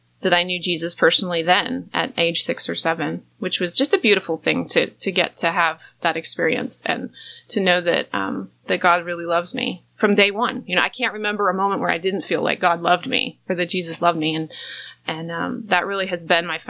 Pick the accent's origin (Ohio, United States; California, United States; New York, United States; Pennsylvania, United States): New York, United States; Rochester; I was born in New York, Rochester, New York